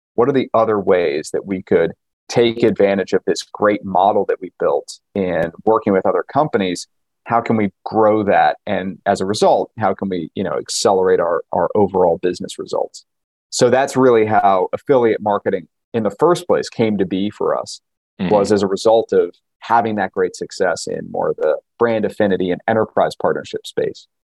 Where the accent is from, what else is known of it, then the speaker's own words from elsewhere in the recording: New York, United States; I grew up in New York